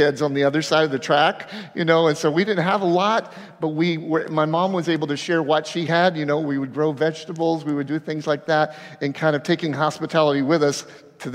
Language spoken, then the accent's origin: English; Avon Park, Florida, United States; I was growing up in Avon Park